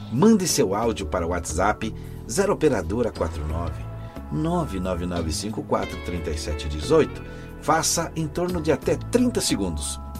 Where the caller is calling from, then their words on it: Jaboticabal, São Paulo, Brazil; Eu sou aqui da região de Jabuticabal, é, interior do estado de São Paulo, eu escuto você pela Rádio Vida Nova de Jaboticabal.